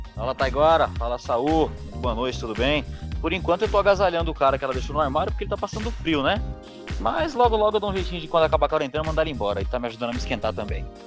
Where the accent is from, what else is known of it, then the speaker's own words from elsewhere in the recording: Guarulhos, São Paulo, Brazil; eu sou de Guarulhos